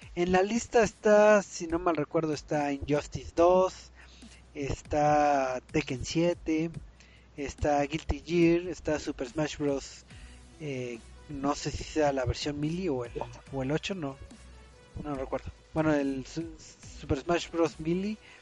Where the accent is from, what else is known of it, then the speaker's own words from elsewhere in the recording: Mexico; aquí en México